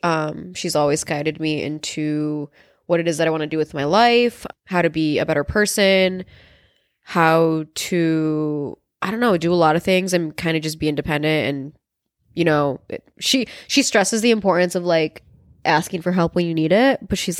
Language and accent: English; El Paso, Texas, United States; born there; Okay, so I was born in El Paso, Texas. And a lot of people don't actually know that about me. I was born in El Paso, Texas. I have a lot of family down there.